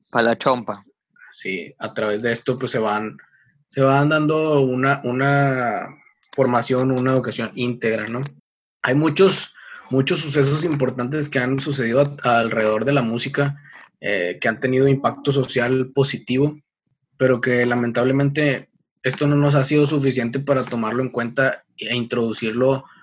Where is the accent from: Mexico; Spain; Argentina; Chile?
Mexico; moved away as an adult; also born or lived in Tennessee, United States